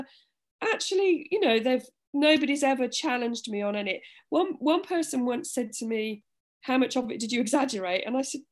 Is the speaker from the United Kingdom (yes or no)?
yes; Orkney, Scotland, United Kingdom; I'm from Orkney